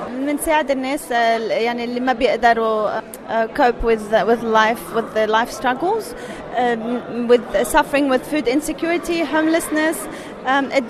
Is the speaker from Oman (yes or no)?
no; Australia; أنا خلقت هون بأستراليا ورحت على المدرسه هون وتعلمت بيونيفرستي اوف سيدني أنا واحد من خمس أولاد